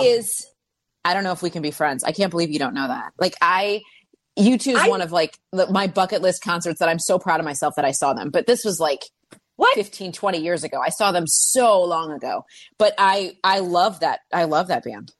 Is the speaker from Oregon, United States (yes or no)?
no; Florida, United States; growing up in Florida